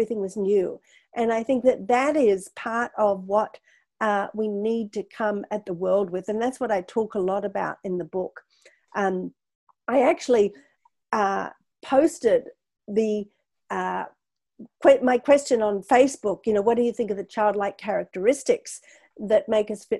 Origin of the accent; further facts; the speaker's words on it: Australia; moved away; I come from Australia originally